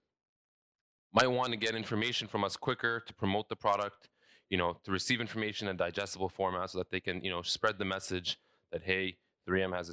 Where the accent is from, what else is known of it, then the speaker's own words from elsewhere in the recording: Saudi Arabia; also born or lived in London, Ontario, Canada; now in Canada; I was born and raised in Saudi Arabia. I moved to Canada in 2004 in Ontario, specifically London.